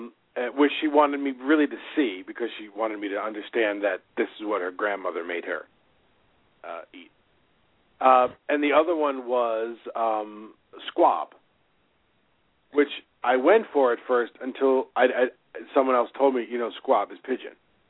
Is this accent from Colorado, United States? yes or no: no; New York City, New York, United States; I was from Staten Island.